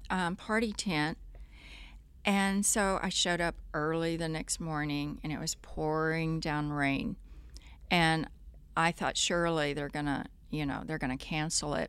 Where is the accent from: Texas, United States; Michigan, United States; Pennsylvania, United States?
Texas, United States; Corpus Christi; moved away; in Corpus growing up, I, uh, if I wasn't sailing every day, I was riding a horse